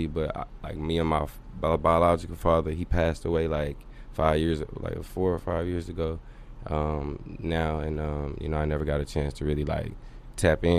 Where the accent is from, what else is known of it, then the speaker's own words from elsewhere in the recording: Dallas, Texas, United States; also born or lived in Tucson, Arizona; From here, from Dallas